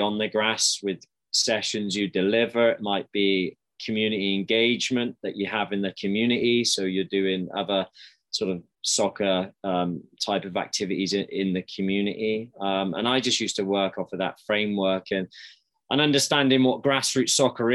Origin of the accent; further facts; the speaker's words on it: Swindon, South West England, United Kingdom; moved away as an adult; now in Calgary, Canada; I grew up in Swindon in the UK in the southwest